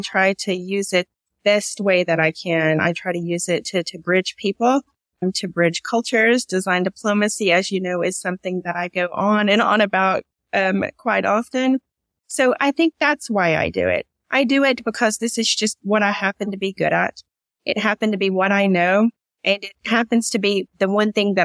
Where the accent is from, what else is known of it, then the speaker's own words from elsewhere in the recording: East Tennessee, United States; moved away as an adult; now in Riyadh, Saudi Arabia; I grew up in a little small mountain area in East Tennessee